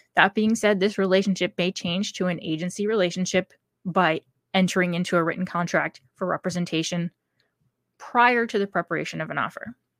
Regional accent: New Hampshire, United States; my home state of New Hampshire

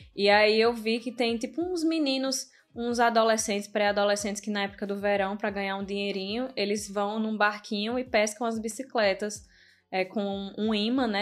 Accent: Northeast Region, Brazil; now in Netherlands; a gente como brasileiro, principalmente como nordestino

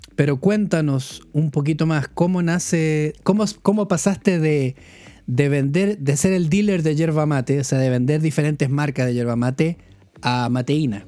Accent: Chile; moved away; also born or lived in London; siendo chileno

